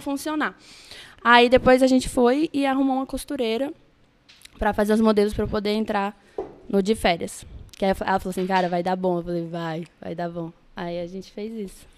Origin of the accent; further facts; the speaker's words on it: Brasília, Federal District, Brazil; moved away as an adult; now in Rio de Janeiro, Brazil; eu nasci em Brasília. É, minha família é de Pá de Minas